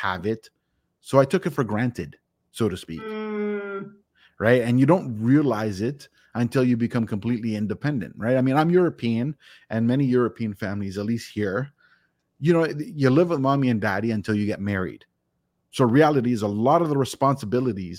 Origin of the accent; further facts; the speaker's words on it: Toronto, Ontario, Canada; I am from Toronto, Ontario, Canada